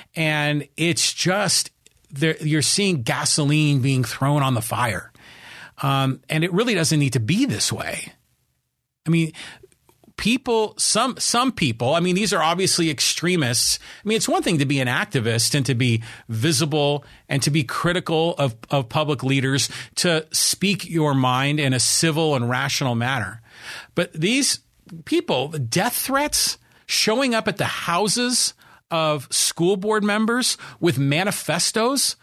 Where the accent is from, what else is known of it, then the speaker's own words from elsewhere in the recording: Poway, California, United States; here in my hometown of Poway, the city of Poway